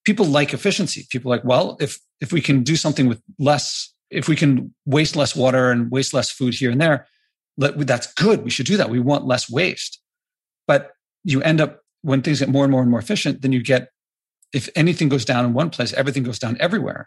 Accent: United States; as an American

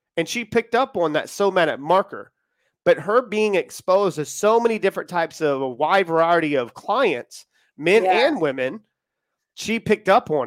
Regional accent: United States; now in United Kingdom; we're in the UK. Well, obviously I'm American

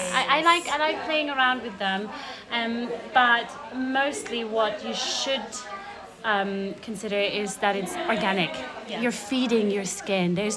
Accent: Austria; now in England; I'm from Austria

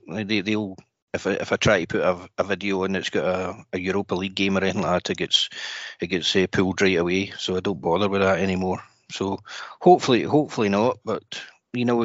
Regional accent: Glasgow, Scotland, United Kingdom; moved away as an adult; now in Leeds, United Kingdom; I'm from Glasgow, but I moved to Leeds in 2004 with work

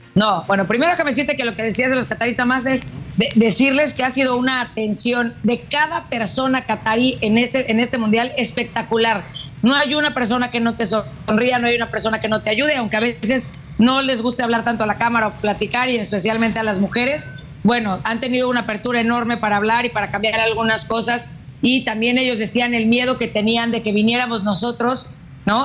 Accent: Mexico; nosotros como mexicanos

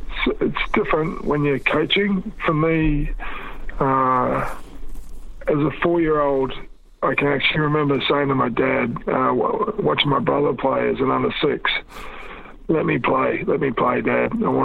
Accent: New Zealand; born there; And I was born in New Zealand, always meant a lot to me.

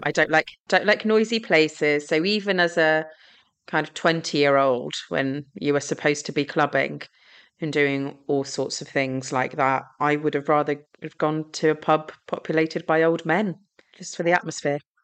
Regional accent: Gravesend, South East England, United Kingdom; I uh, grew up in Gravesend in Kent

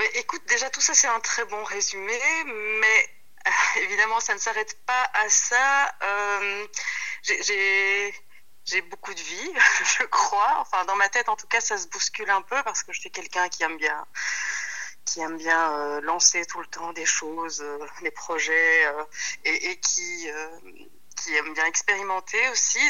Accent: Wallonia, Belgium; now in Brussels, Belgium; moi je suis née en Belgique, euh, mon papa est sicilien, ma maman est sarde

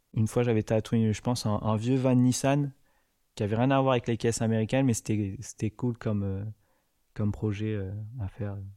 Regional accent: Paris, Île-de-France, France; Je suis parisien

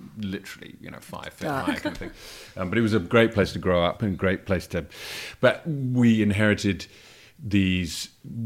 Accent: Princes Risborough, South East England, United Kingdom; moved away; also born or lived in Aylesbury; I grew up in a town called Prince's Risborough, which is in Buckinghamshire

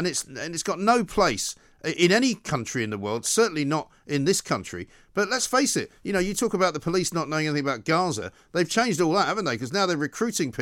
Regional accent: London, United Kingdom; also born or lived in New York; I grew up in North London. I grew up in Hampstead, just off Platts Lane, very close to Golders Green.

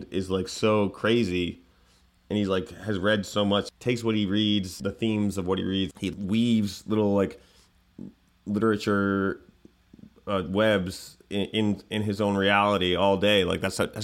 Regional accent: New York, United States; I think I talk like I'm from New York, which I am

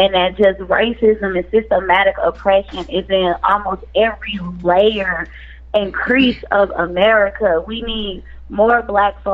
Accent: Jennings, Missouri, United States; I grew up in Jennings

